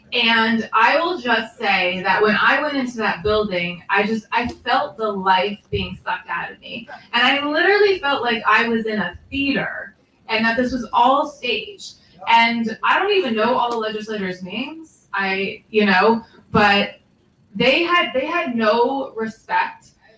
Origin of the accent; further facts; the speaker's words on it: Vermont, United States; I am from Vermont